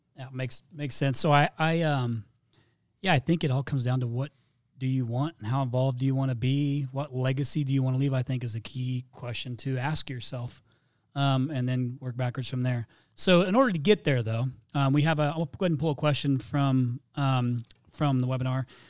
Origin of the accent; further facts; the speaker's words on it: Midwest, United States; now in Phoenix, United States; I'm from the Midwest